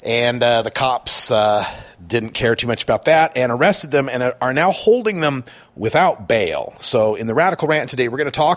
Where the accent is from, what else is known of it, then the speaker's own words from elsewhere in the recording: Oregon, United States; my home state here in Oregon